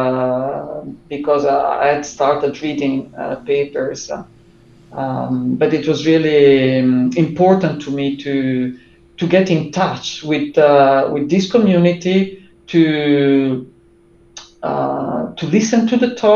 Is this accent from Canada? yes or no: no; Italy; English is a second language; also born or lived in Durham; when I came back to Italy from Durham